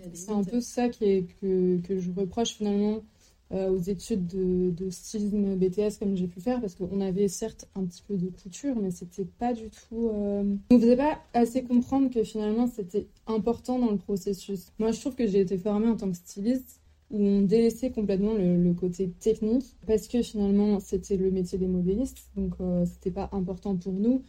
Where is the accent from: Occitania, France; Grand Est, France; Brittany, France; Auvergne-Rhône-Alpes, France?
Brittany, France; Lannion; also born or lived in Lille; j'ai grandi en Bretagne, donc dans les environs de Lannion.